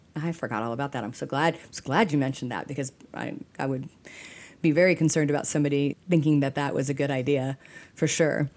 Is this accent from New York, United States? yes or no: no; Texas, United States; we're from Texas